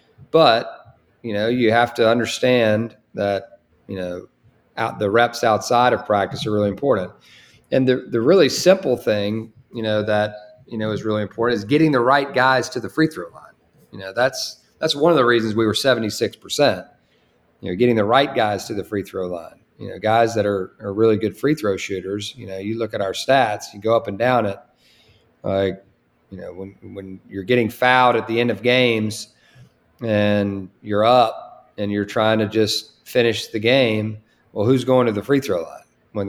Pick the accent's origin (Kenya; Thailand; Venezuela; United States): United States; Winston-Salem, North Carolina; And, you know, I'm from Winston-Salem.